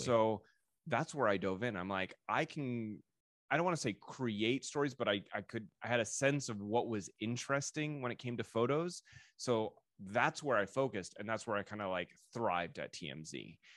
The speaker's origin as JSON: {"language": "English", "area": "Orange County", "region": "California", "country": "United States", "tie": "born or raised there", "also_born_or_lived": "Denver, Colorado", "said": "I'm from Orange County, well, originally from Denver, but I lived in Orange County, uh, went to high school out here"}